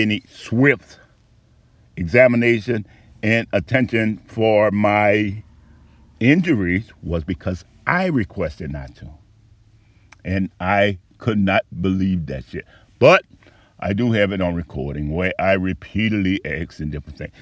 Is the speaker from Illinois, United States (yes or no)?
no; New Orleans, Louisiana, United States; I was born up on Conine and Galvez. By the time I was 6 months old, we had to move in Desire Housing Project